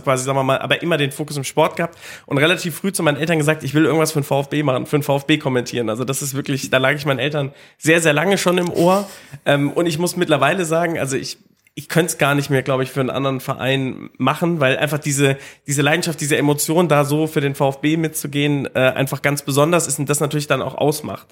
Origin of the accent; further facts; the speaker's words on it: Dieburg, Hesse, Germany; Ich bin auch gebürtiger Hesse, also ich bin bei Darmstadt groß geworden